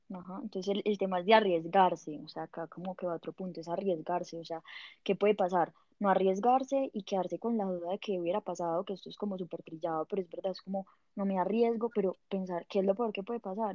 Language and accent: Spanish; Pereira, Risaralda, Colombia; moved away as an adult; now in Bogotá, Colombia; yo, soy de Pereira y hace seis años me vine a vivir a Bogotá